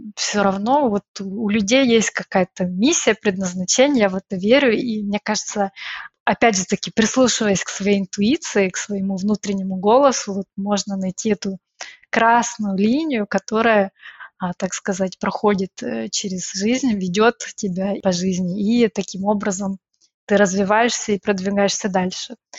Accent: Odesa, Odesa Oblast, Ukraine; moved away as an adult; now in Brussels, Belgium; Я из Одессы, а из солнечного города

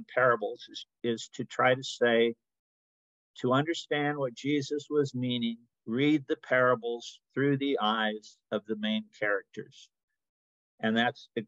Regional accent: Northern Illinois, United States; moved away as an adult; also born or lived in Aberdeen, Scotland / West Palm Beach, Florida; now in Denver, United States; growing up in Illinois and having relatives

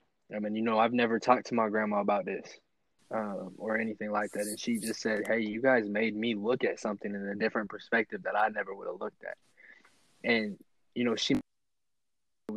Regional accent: Nebraska Panhandle, United States; Me, you and T, you know, we're coming together from Nebraska, from the Panhandle

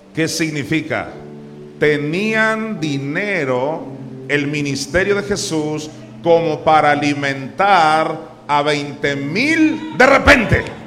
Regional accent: Mexico; Pobrecito mi pueblo mexicano

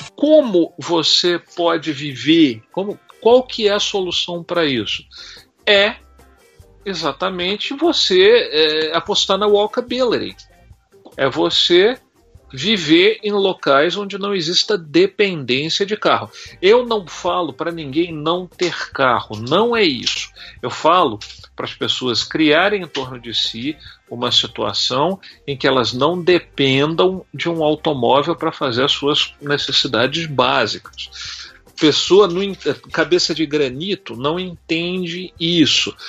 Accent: Minas Gerais, Brazil; moved away as an adult; also born or lived in Belo Horizonte / Copacabana, Rio de Janeiro; eu sou de Minas Gerais

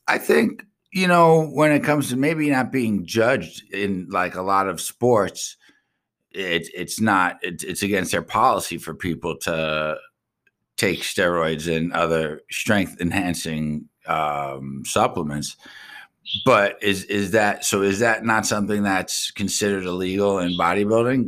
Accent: Long Island, New York, United States; I'm from Strong Island

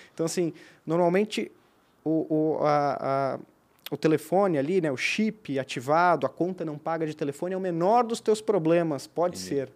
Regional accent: Rio do Sul, Santa Catarina, Brazil; moved away as an adult; now in Blumenau, Brazil; Eu sou de Rio do Sul, né? Eu moro aqui há quase sete, quase oito anos também

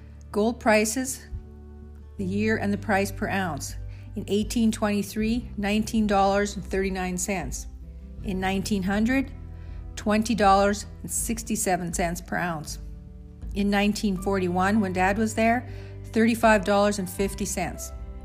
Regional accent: Canadian Prairies, Canada; also born or lived in Saskatchewan, Canada; coming to you from Lee, Saskatchewan, Canada. Join me as I share stories about growing up on the Canadian prairies

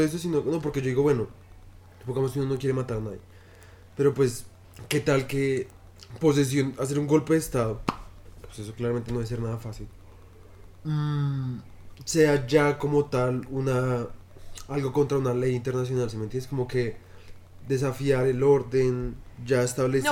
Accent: Colombia; yo estoy orgulloso de mi país porque me encanta la jerga colombiana. Me trama mucho nuestro lenguaje

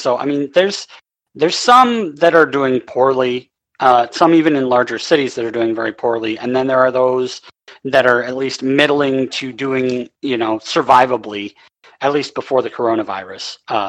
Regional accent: West Central Minnesota, United States; I grew up in West Central Minnesota

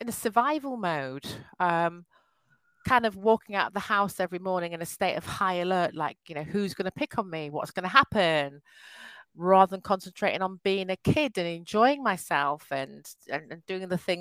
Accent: Yorkshire and the Humber, United Kingdom; I was born in a wonderful county called Yorkshire. My parents moved from Nigeria, so I'm of Nigerian descent

